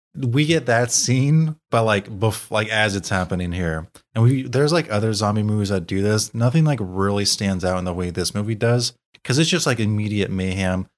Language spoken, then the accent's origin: English; United States; as Americans